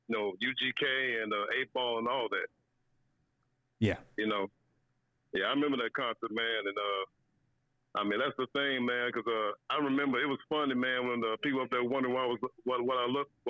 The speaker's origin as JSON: {"language": "English", "town": "Little Rock", "region": "Arkansas", "country": "United States", "tie": "born or raised there", "said": "I'm from the South myself. I'm born and raised in Little Rock, Arkansas."}